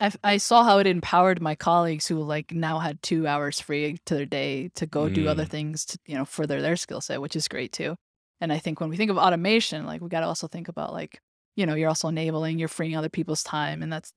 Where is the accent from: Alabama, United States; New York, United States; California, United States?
New York, United States; It's as a New Yorker, I live here in New York, and I know how annoying it is to be at Times Square